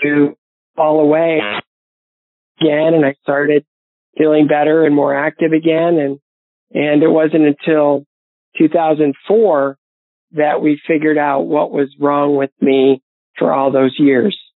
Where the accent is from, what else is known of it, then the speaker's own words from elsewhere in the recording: Bowling Green, Ohio, United States; my hometown of Bowling Green, Ohio